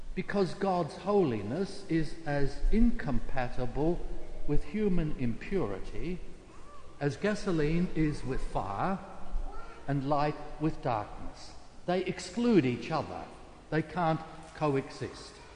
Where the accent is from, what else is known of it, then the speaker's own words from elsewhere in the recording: South Australia, Australia; South Australia, my home state